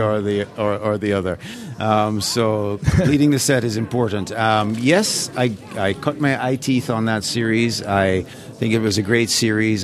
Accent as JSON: {"language": "English", "country": "Jamaica", "tie": "born or raised there", "also_born_or_lived": "England", "moved": "yes", "said": "grew up in Jamaica and I was a child who um, voraciously devoured National Geographic"}